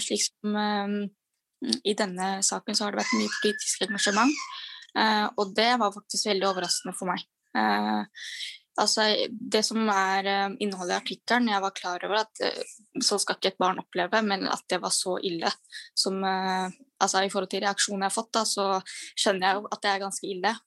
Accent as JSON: {"language": "Norwegian", "country": "Norway", "said": "Jeg har både pakistansk bakgrunn og så er jeg norsk."}